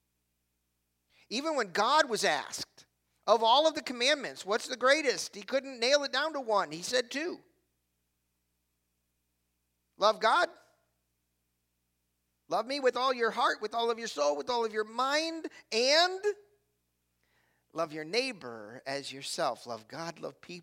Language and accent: English; Cleveland, Ohio, United States; I'm from Cleveland.